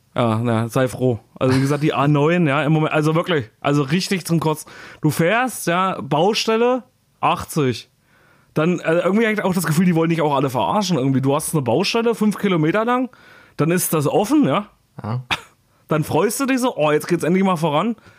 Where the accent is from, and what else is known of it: Thuringia, Germany; born or raised there; moved away